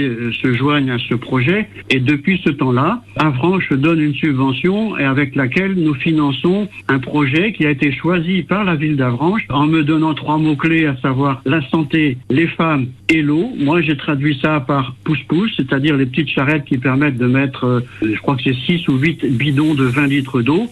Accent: France; nous sommes natifs de la baie du Mont-Saint-Michel

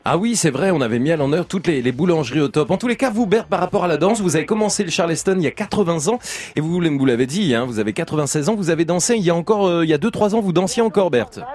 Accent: Auvergne-Rhône-Alpes, France; je suis auvergnat

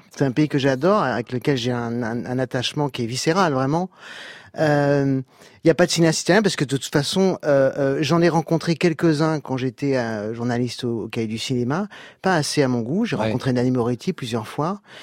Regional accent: France; je suis né en France, je, suis français

